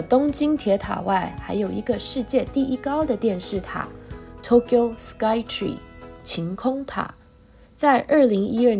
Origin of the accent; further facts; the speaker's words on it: Taiwan; 身为台湾人，在日本的街头逛街时，还是很自豪的。